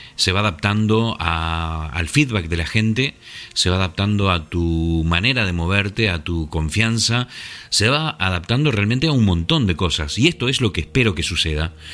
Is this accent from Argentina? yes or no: yes; Argentina; moved away as an adult; also born or lived in La Gomera, Canary Islands, Spain / Asturias, Spain; now in England, United Kingdom; Nací en Argentina, pero a los 30 años me fui a vivir a una isla muy pequeñita y muy hermosa llamada La Gomera, en las Islas Canarias.